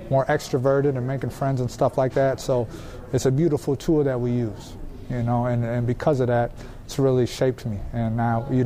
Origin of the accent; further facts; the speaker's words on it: Minnesota, United States; It's my hometown.